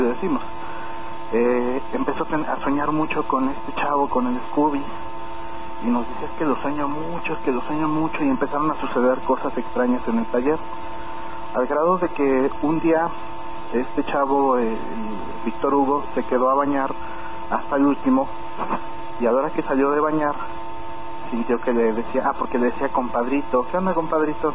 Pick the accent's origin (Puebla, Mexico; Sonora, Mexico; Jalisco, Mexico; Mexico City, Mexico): Mexico City, Mexico; moved away; Yo vengo de la Ciudad de México, yo viví en la Ciudad de México 17 años.